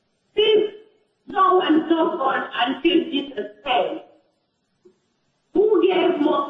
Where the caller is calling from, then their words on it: United Kingdom; I'm calling from the United Kingdom.